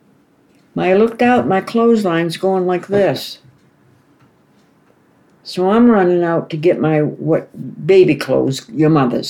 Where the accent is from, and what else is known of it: Portsmouth, New Hampshire, United States; moved away; also born or lived in Hawaii